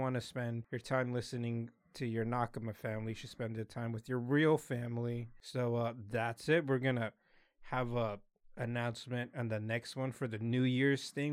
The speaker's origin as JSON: {"language": "English", "region": "Utah", "country": "United States", "tie": "born or raised there", "said": "we grew up in Utah."}